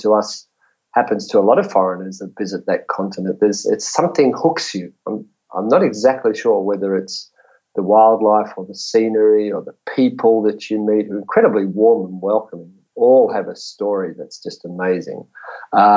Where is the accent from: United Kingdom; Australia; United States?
Australia; Sydney, New South Wales; also born or lived in New Zealand / Campbelltown; I grew up in the western suburbs of Sydney